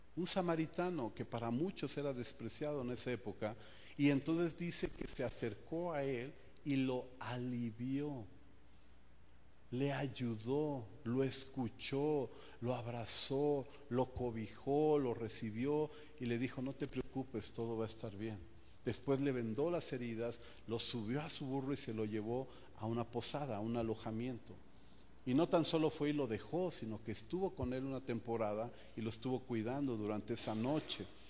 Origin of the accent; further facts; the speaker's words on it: Mexico; como buen mexicano